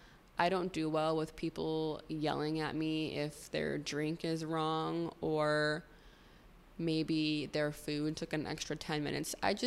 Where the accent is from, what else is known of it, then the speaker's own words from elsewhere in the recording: Arizona, United States; moved away; But it was really hard because I came from Arizona where it's sunny 24/7, the sky is blue, to living somewhere where it's raining all the time